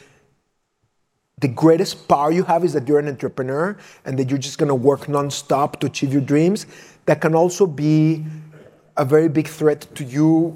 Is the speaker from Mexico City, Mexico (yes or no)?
yes; Mexico City, Mexico; moved away; also born or lived in San Antonio, Texas; I was raised in Mexico City